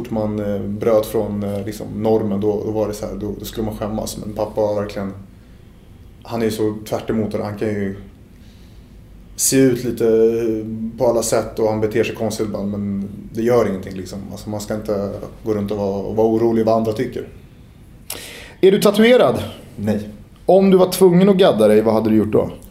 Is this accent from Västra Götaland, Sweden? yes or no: no; Stockholm, Stockholm County, Sweden; jag är ju stockholmare i Sverige.